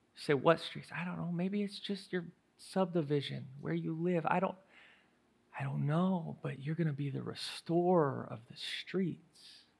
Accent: St. Louis, Missouri, United States; Saint Louis

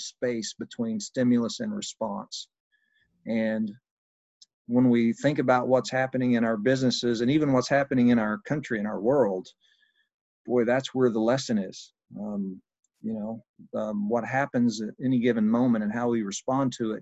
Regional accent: Southern Indiana, United States; moved away as an adult; also born or lived in Brazil; I'm from Southern Indiana here, just north of Louisville, Kentucky, and I've been here most of my life with the exception of about 7 years living overseas

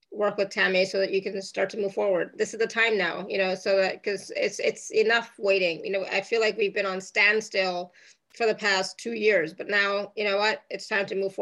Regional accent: Toronto, Ontario, Canada; Fellow Canadian. I'm Canadian too, just saying, you know, so yes. I'm from Toronto.

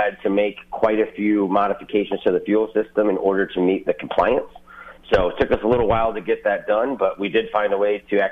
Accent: Eastpointe, Michigan, United States; I grew up in East Detroit.

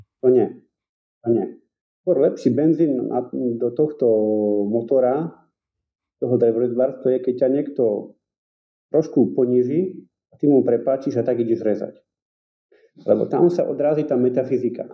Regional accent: Sliepkovce, Košice Region, Slovakia; pochádzam zo Sliepkovec, a nachádza sa to asi 10 km pod Michalovcami

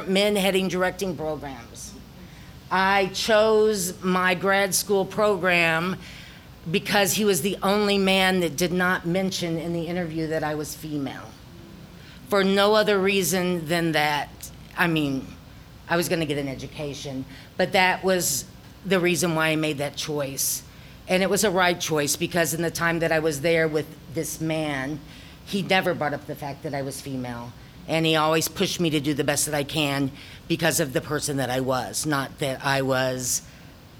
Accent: the Ozarks, United States; accent: Ozarkian; my Ozarkian accent became thicker

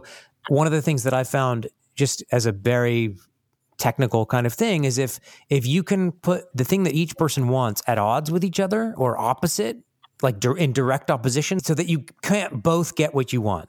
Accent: United States; I'm American

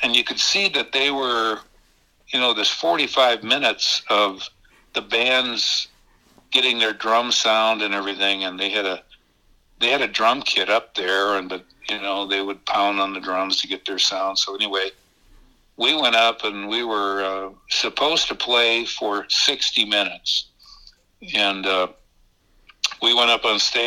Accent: Minneapolis, Minnesota, United States; I was a kid from North Minneapolis

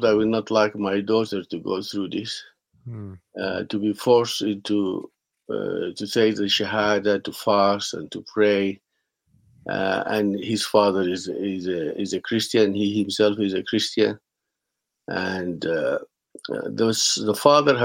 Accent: Sudan; I was born in Sudan, and then I have lived most of my life in Sudan

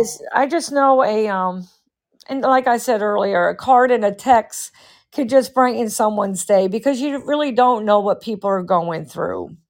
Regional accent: Massachusetts, United States; We were raised in Massachusetts

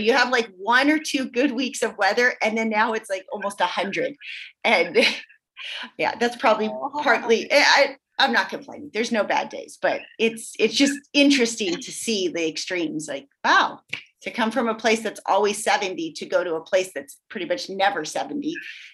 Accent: Southern California, United States; now in Montana, United States; I'm from Southern California

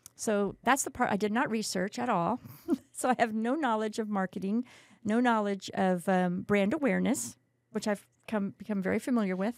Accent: Kerrville, Texas, United States; moved away as an adult; now in San Antonio, United States; I grew up in Kerrville

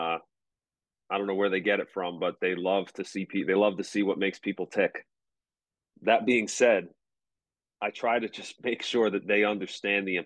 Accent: United States; also born or lived in Kent Island, Maryland; now in Baltimore County, United States; I grew up in Suffolk County

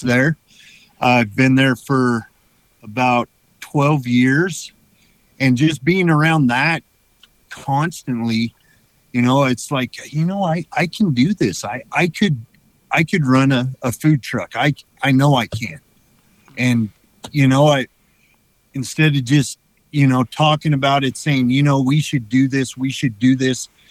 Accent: Idaho, United States; moved away as an adult; I was born in Idaho. I pretty much lived here my whole life

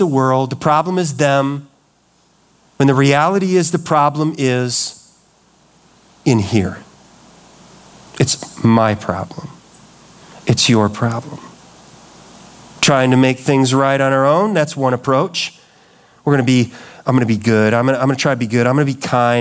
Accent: Chicago, Illinois, United States; I grew up in the Chicago area

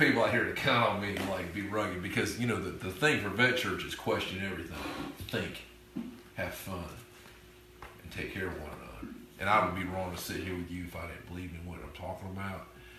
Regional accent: Florida, United States; So I used to think, I grew up on Eglin Air Force Base.

